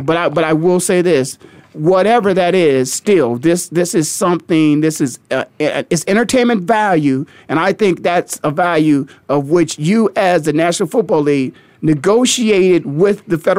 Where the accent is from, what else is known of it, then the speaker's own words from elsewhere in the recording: Canton, Ohio, United States; now in Phoenix, United States; I'm born and raised in Canton, Ohio. The Pro Football Hall of Fame is on my high school campus.